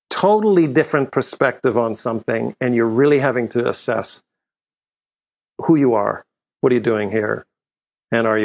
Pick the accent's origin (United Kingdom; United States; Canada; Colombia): Canada; also born or lived in Europe; I grew up in Europe and in Canada.